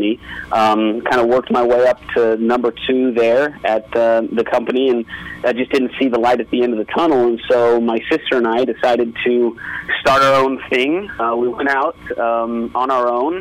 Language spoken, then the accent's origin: English; Las Vegas, Nevada, United States; growing up in Las Vegas, it's a little bit behind the times